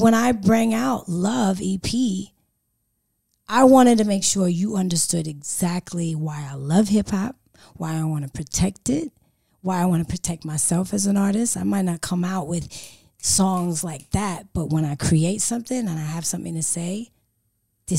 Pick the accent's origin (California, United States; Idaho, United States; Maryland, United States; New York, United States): California, United States; now in Sydney, Australia; this accent, grew up in Cali.